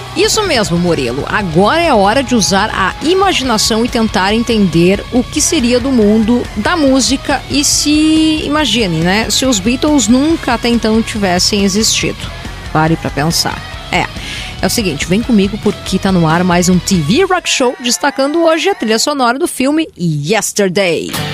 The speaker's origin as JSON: {"language": "Portuguese", "region": "Rio Grande do Sul", "country": "Brazil", "accent": "gaúcho", "said": "meu sotaque gaúcho"}